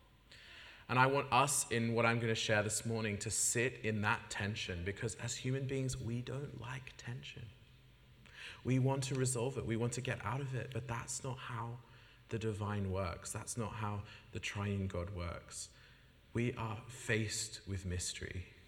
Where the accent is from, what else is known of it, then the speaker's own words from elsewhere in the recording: Sydney, New South Wales, Australia; moved away as an adult; now in United Kingdom; I come from Sydney, Australia